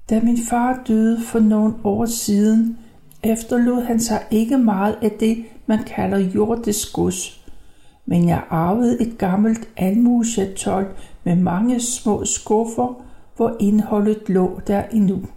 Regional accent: Copenhagen, Capital Region of Denmark, Denmark; born there; jeg er født i 1932 i København.

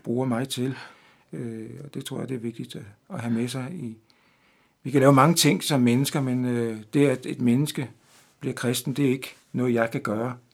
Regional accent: Denmark; moved away; her hjemme i Danmark

